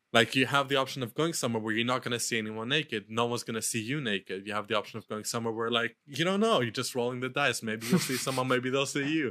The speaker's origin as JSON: {"language": "English", "country": "Luxembourg", "tie": "born or raised there", "moved": "yes", "said": "in Europe, where I grew up in Luxembourg"}